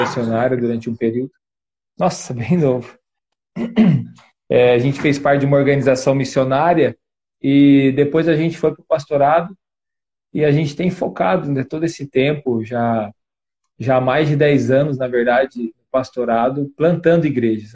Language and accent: Portuguese; western Paraná, Brazil; Eu sou do, do oeste do Paraná